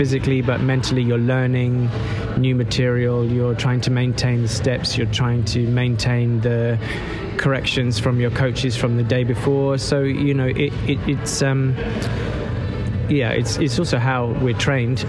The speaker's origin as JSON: {"language": "English", "town": "Dartford", "region": "South East England", "country": "United Kingdom", "tie": "born or raised there", "also_born_or_lived": "Bromley", "said": "I was born in Bromley and then I was brought up in Kent near Dartford"}